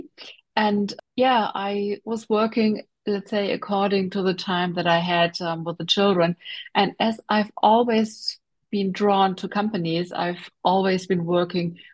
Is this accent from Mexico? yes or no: no; Germany; so I grew up in Germany and I'm still living in Germany.